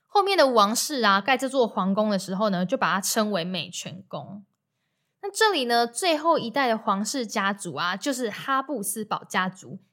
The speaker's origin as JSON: {"language": "Chinese", "country": "Taiwan", "said": "然后我就说台湾"}